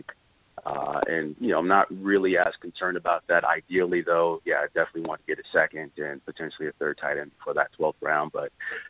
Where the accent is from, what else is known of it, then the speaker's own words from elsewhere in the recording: Las Vegas, Nevada, United States; I'm actually from Vegas